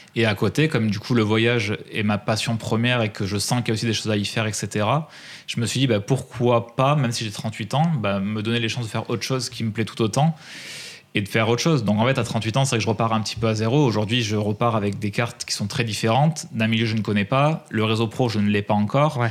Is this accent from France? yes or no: yes; Drôme, Auvergne-Rhône-Alpes, France; je suis né dans la Drôme